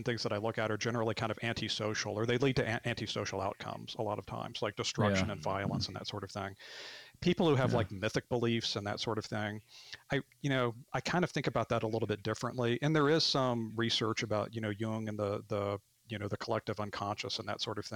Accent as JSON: {"language": "English", "region": "Arkansas", "country": "United States", "tie": "born or raised there", "also_born_or_lived": "Bloomington, Indiana", "moved": "as an adult", "said": "I grew up in Arkansas and moved away for a long time and came back"}